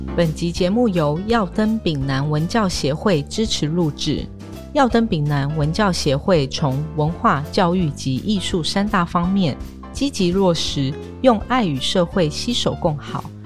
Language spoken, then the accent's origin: Chinese; Taoyuan, Taiwan; moved away as an adult; 也是从小在桃园土生土长，在这边上幼稚园啊，国小啊，国中、高中这样